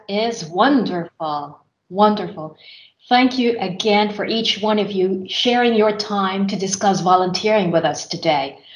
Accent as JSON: {"language": "English", "country": "Philippines", "moved": "as an adult", "lives_now": "Finland", "said": "my university years back in my home country, which is the Philippines"}